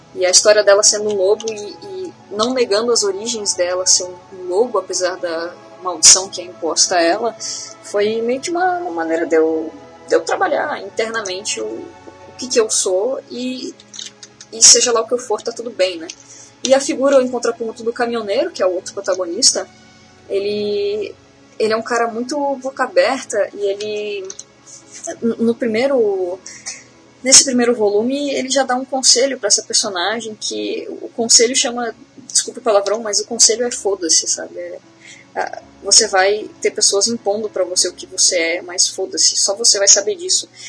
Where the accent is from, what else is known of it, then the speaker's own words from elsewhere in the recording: Florianópolis, Santa Catarina, Brazil; eu sou manezinha, né? Eu sou de, de Florianópolis